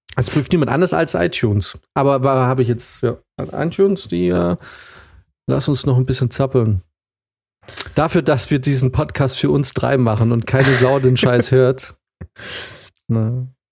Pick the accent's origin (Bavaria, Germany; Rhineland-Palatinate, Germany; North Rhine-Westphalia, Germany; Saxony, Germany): Bavaria, Germany; Munich; ich bin auch Münchner